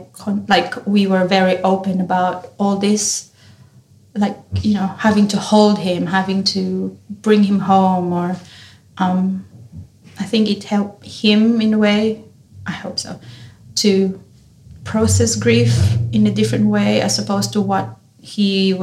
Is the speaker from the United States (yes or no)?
no; Philippines; now in Australia; Being Filipino, we have traditions on the wake and how you do funerals and wake